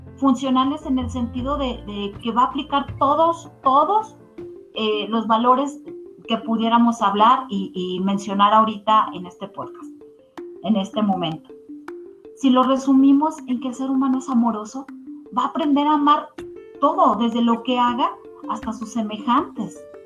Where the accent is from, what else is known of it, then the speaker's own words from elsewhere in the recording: Mexico; nosotros eh, como mexicanos